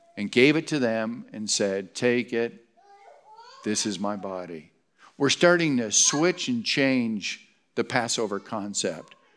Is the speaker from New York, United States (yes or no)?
no; Stockbridge, Michigan, United States; moved away; also born or lived in Detroit, Michigan; I was born in Detroit, but Stockbridge is home